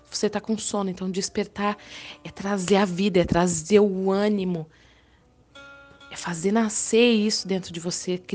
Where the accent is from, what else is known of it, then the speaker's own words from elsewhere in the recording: Balneário Arroio do Silva, Santa Catarina, Brazil; Para quem ainda não me conhece … eu sou aqui de Balneário Arroio do Silva, Santa Catarina.